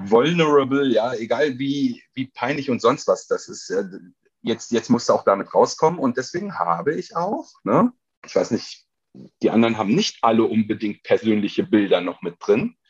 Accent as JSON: {"language": "German", "town": "Krefeld", "region": "North Rhine-Westphalia", "country": "Germany", "tie": "born or raised there", "also_born_or_lived": "Duisburg", "said": "ich bin in Krefeld aufgewachsen, ne? also Duisburg nur geboren"}